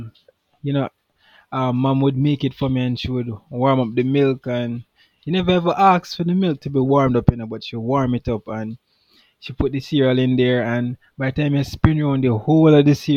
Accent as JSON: {"language": "English", "town": "Kingston", "country": "Jamaica", "tie": "born or raised there", "also_born_or_lived": "Algiers", "moved": "yes", "said": "I was born in Kingston, Jamaica"}